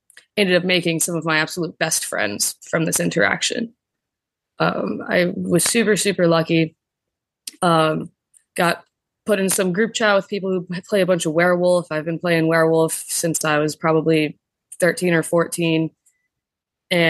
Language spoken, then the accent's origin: English; Vero Beach, Florida, United States; I'm from Vero Beach, Florida, and yep, my family's been there a long time. My grandpa was born there, and my mom and I, we were all born there